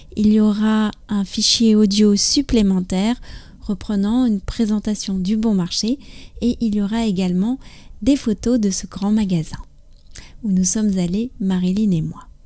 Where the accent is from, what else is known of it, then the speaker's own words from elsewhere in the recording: France; je suis française